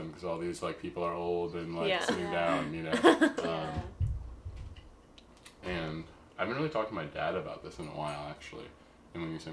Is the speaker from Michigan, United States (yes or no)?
no; Chicago, Illinois, United States; moved away as an adult; now in Portland, United States; Chicago. Yeah. All my life